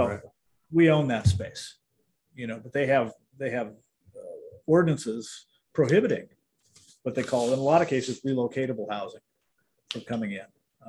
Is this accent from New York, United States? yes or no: no; Illinois, United States; growing up in Illinois, it's a very wholesome place.